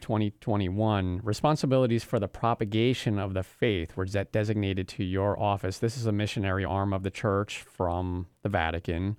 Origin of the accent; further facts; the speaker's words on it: New York, United States; now in Florida, United States; I'm from New York